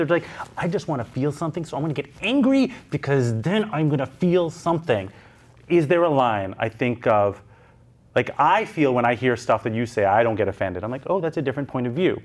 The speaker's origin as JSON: {"language": "English", "country": "Canada", "said": "as a Canadian"}